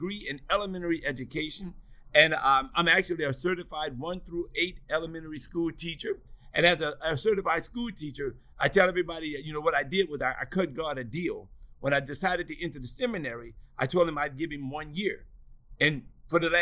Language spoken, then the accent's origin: English; New Orleans, Louisiana, United States; growing up in New Orleans, I really am a product of Catholic schools